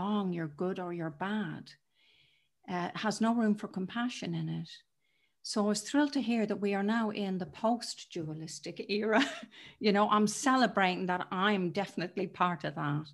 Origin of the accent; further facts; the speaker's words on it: Dublin, Leinster, Ireland; moved away as an adult; now in United Kingdom; I was born in Dublin in Ireland, and it has shaped me. I live in the UK now, but it was an intense place to grow up.